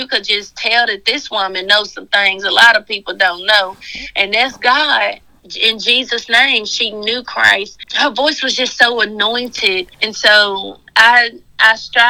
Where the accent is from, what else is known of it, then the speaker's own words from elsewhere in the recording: Memphis, Tennessee, United States; Yes, ma'am. Born and raised.